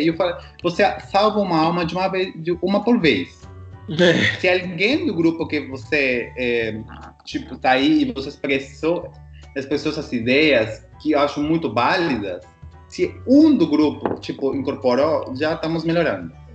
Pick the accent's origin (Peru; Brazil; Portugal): Peru; moved away; sou peruano